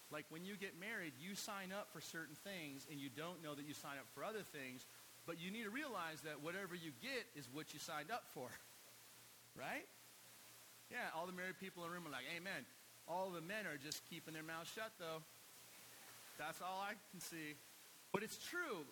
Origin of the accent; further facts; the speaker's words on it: United States; living as an American